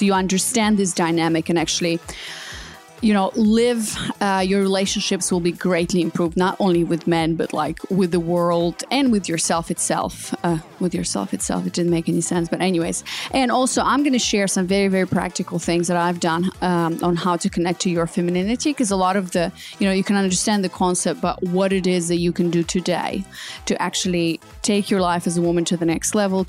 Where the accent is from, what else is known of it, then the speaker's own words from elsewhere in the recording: Australia; moved away; And, you know, I came from Australia. It was like Bondi Beach, whatever.